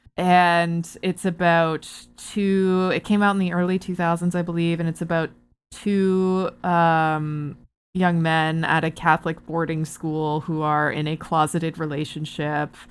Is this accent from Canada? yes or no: yes; Barrie, Ontario, Canada; moved away; I'm from Barrie originally.